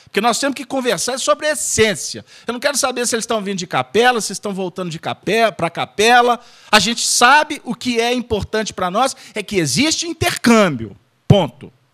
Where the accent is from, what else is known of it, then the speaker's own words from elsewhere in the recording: Minas Gerais, Brazil; minha terra, que é Minas Gerais